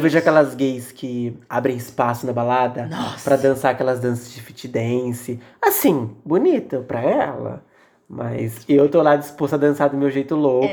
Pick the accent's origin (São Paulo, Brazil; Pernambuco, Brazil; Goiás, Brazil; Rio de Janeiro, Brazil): São Paulo, Brazil; a gente cresceu, tipo, muito longe do centro